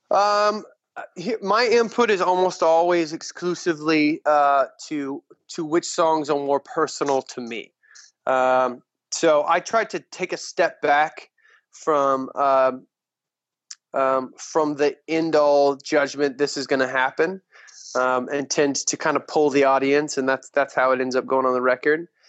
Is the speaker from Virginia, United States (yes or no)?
no; West Texas, United States; also born or lived in Montana / Lubbock, Texas; born and raised in West Texas